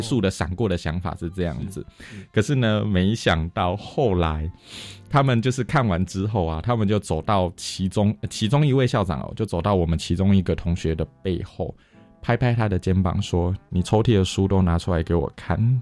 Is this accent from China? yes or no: no; Taiwan; 台湾人很少直接 say no，我们会用迂回的方式拒绝